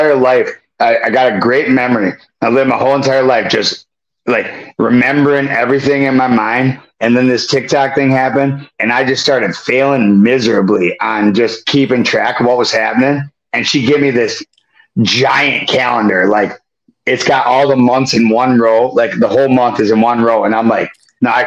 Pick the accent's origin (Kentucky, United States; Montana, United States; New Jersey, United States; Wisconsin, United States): Wisconsin, United States; Prescott; born or raised there